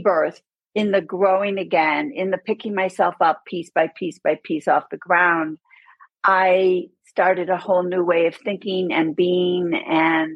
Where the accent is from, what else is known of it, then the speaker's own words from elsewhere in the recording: Buffalo, New York, United States; moved away as an adult; now in Aspen, United States; I grew up in Buffalo, New York.